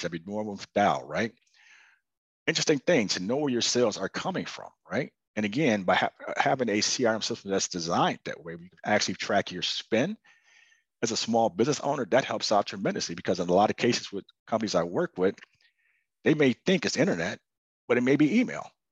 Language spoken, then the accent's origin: English; Chicago, Illinois, United States; moved away; I was originally from Chicago